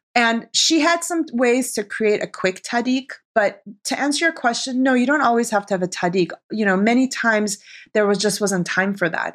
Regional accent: Arizona, United States; moved away as an adult; also born or lived in Tehran, Iran / New York City; now in Los Angeles, United States; Iranian chick growing up in Arizona

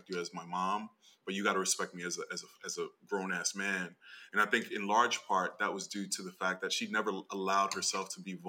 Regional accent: United States; also born or lived in Brooklyn; I was born here and my family is Dominican.

